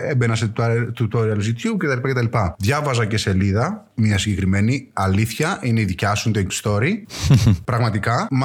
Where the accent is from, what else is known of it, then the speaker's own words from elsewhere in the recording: Kilkis, Central Macedonia, Greece; κάνω αυτό, αυτό και αυτό. Είμαι από το Κυλκή, ο παλαιό Έλενα, αυτό εδώ είναι από το χωριό να από σένα δίπλα.